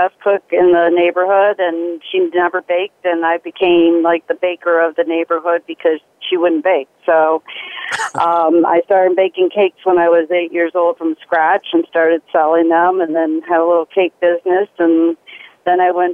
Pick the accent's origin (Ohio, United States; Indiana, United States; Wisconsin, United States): Ohio, United States; North Olmsted; now in Lakewood, United States; I grew up in North Homestead and moved around probably every county in the Cleveland area for 40 years, and now I'm settled in Lakewood, Ohio